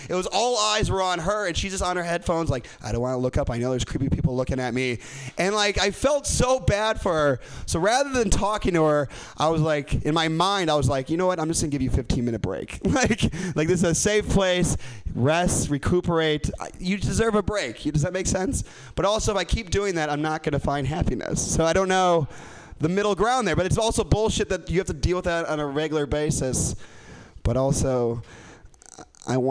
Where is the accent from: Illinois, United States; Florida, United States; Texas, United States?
Illinois, United States; Chicago; moved away; I'm from Chicago